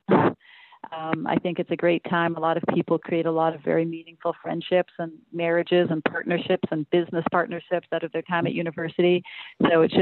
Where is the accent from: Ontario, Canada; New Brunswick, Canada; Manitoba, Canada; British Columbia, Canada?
British Columbia, Canada; Vancouver; moved away as an adult; also born or lived in London, England / Toronto; now in Berlin, Germany; we were in Vancouver to grow up